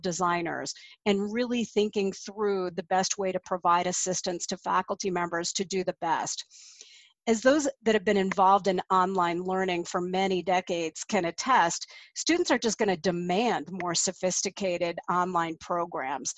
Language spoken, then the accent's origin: English; Colorado, United States; my home state of Colorado